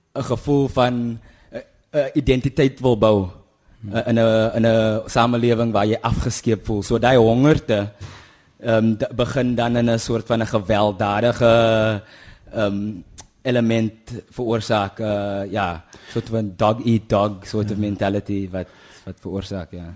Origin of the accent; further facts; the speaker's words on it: Kuils River, Western Cape, South Africa; also born or lived in Kraaifontein; my my ouers is van die Noord-Kaap, Kimberley en Hope Town se wêreld en ek het in Kuilsrivier groot geword